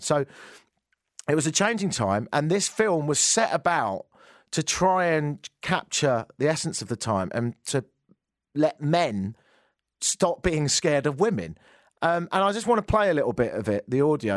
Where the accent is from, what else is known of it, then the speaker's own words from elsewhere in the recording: England, United Kingdom; moved away; I'm English